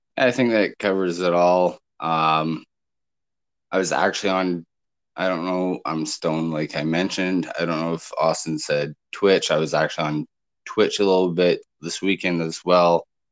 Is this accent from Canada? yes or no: yes; Canada; me being Canadian